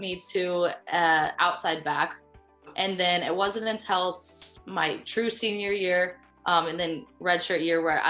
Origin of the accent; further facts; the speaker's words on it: Colorado, United States; moved away as an adult; now in Ohio, United States; I am to be from Colorado